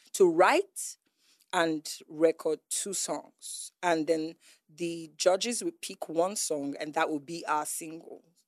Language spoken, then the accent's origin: English; Onitsha, Nigeria; also born or lived in Enugu; I was this girl from Onitsha, Enugu